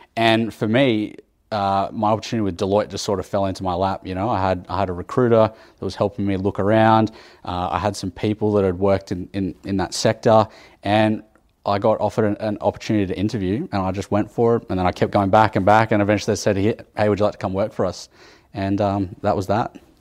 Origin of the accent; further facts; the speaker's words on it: Sydney, New South Wales, Australia; now in Canberra, Australia; I did a lot of my time growing up in Sydney